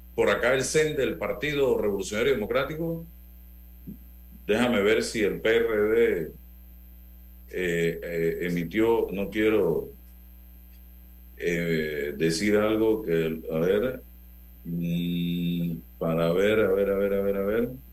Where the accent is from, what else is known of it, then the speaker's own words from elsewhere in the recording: Panama; como panameño